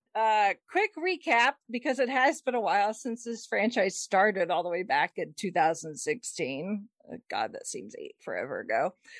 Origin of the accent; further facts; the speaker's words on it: United States; I'm American